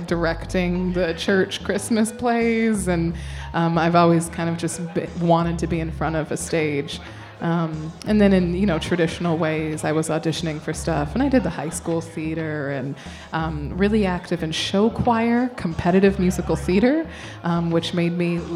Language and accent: English; Sioux Falls, South Dakota, United States; moved away as an adult; also born or lived in Ohio; now in New York City, United States; I was born and raised in Sioux Falls, South Dakota